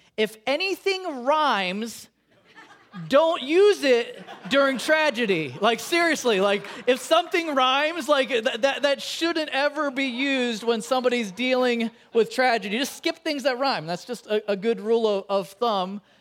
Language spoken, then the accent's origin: English; Chicago, Illinois, United States; now in California, United States; growing up in Chicago